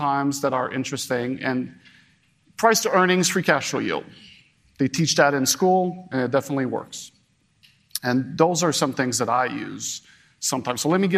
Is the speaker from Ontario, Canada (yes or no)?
no; Montreal, Quebec, Canada; Montreal, my hometown